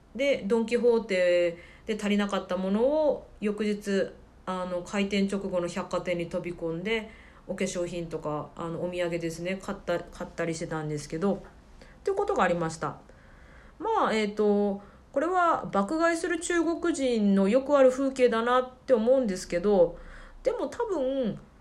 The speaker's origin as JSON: {"language": "Japanese", "region": "Kyushu", "country": "Japan", "tie": "born or raised there", "moved": "as an adult", "lives_now": "Shenzhen, China", "said": "私九州の出身なので"}